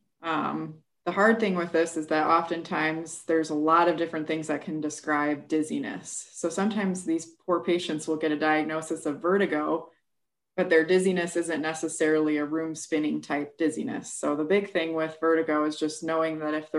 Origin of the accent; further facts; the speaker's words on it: New Lenox, Illinois, United States; moved away as an adult; also born or lived in Des Moines, Iowa; now in Quad Cities, United States; I am originally from New Lenox, Illinois, but my whole family is pretty much from Iowa